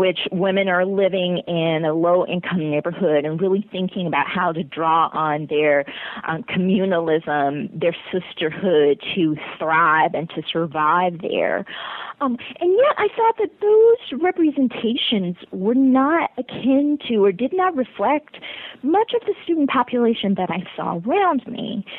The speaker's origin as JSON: {"language": "English", "town": "Marlin", "region": "Texas", "country": "United States", "tie": "born or raised there", "said": "I grew up in Marlin, Texas, which is a town of maybe about 6,000 people in central Texas."}